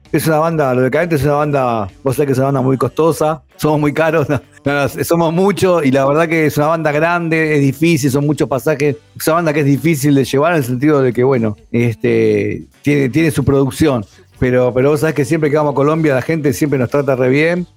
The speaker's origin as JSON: {"language": "Spanish", "country": "Argentina"}